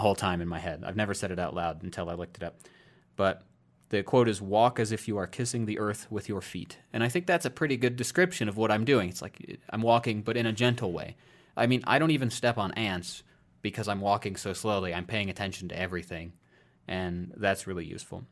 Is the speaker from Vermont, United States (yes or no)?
no; Iowa, United States; moved away; I moved out of my home state of Iowa